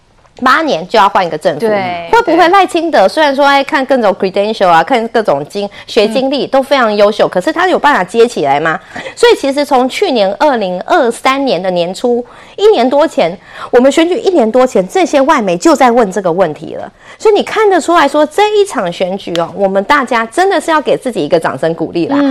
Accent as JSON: {"language": "Chinese", "country": "Taiwan", "said": "我们台湾人真的是民主的标杆"}